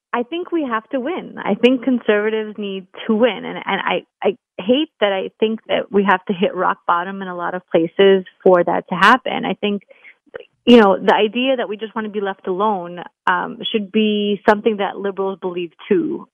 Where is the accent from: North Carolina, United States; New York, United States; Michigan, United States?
New York, United States; New York City; I'm a New Yorker